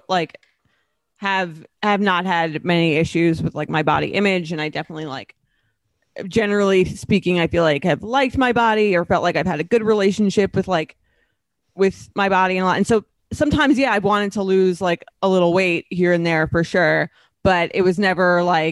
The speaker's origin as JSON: {"language": "English", "country": "United States", "tie": "born or raised there", "said": "being a woman growing up in America"}